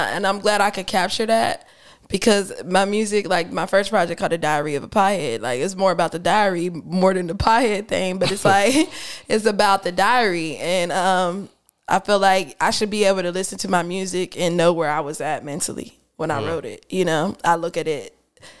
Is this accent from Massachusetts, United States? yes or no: no; Pittsburgh, Pennsylvania, United States; moved away; I'm from Pittsburgh